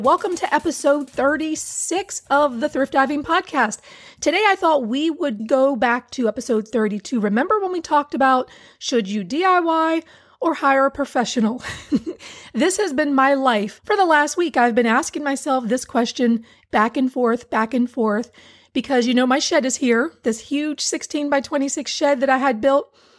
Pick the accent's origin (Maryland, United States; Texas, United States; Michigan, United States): Maryland, United States; Hagerstown; moved away; I grew up in Hagerstown, Maryland, Western Maryland